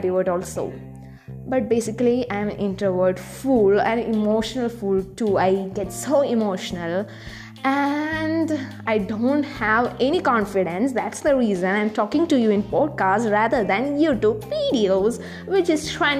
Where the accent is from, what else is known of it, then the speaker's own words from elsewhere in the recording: South India, India; accent: Indian; And I'm from South India.